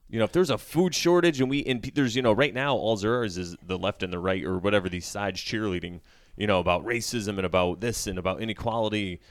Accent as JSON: {"language": "English", "country": "United States", "said": "as an American"}